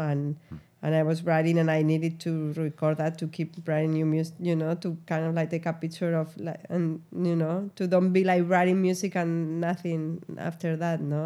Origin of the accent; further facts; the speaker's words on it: Spain; moved away as an adult; now in New York, United States; I'm from Spain